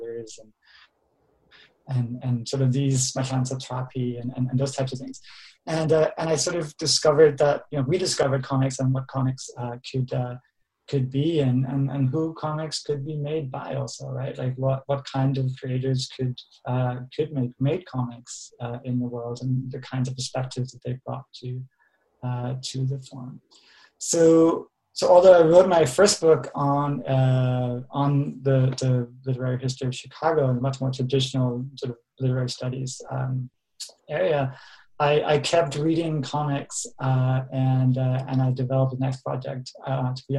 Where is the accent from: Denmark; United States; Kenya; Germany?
Denmark; moved away; I grew up in Denmark, and I'm originally from Denmark